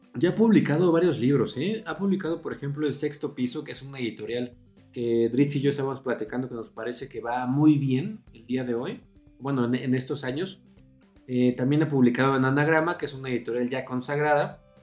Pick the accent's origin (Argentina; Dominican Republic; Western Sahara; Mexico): Mexico; Mexico City; también nacimos en el 84, también somos de la Ciudad de México